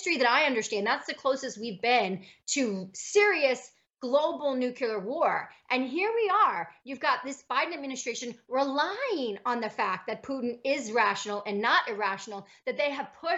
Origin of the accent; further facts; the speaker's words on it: United States; we have as Americans